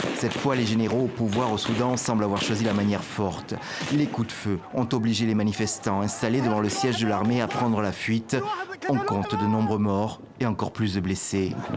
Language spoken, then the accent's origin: French; Belgium; nous, en tant que Belges, nous, en tant qu'Européens